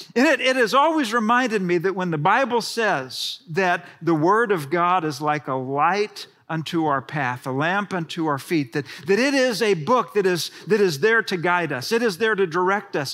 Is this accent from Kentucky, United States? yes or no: no; Houston, Texas, United States; I grew up in Houston, Texas